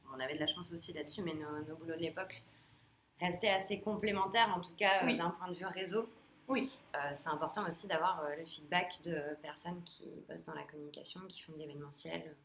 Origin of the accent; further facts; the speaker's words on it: Nice, Provence-Alpes-Côte d'Azur, France; moved away as an adult; now in Paris, France; je suis originaire de Nice